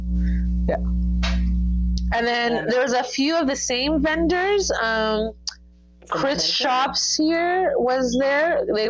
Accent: Toronto, Ontario, Canada; oh, I came from Toronto, Canada to come here to the con.

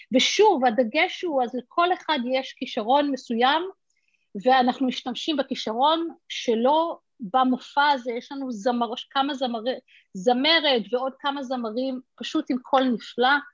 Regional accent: Israel; now in United States; גדלתי בישראל, וגרתי רוב, חצי מחיי בישראל

